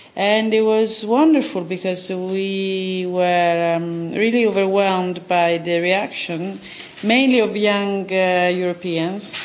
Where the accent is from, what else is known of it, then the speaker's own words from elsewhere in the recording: Italy; now in London, United Kingdom; I come from Italy